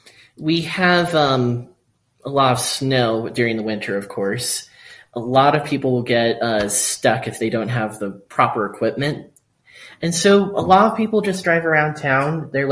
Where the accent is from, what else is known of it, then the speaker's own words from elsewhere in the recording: Cloudcroft, New Mexico, United States; I grew up here in Cloudcroft.